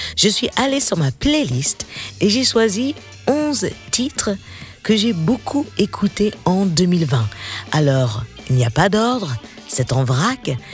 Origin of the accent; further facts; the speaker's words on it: United States; accent: slight American; mon léger accent américain